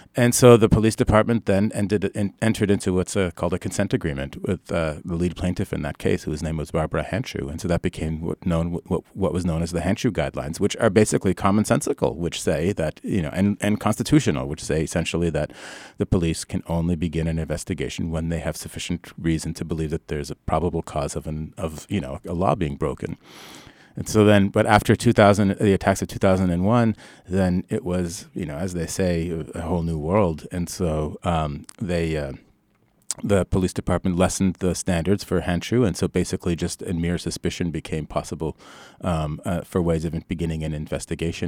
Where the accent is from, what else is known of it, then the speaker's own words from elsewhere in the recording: Canada; moved away as an adult; now in United States; I grew up in Canada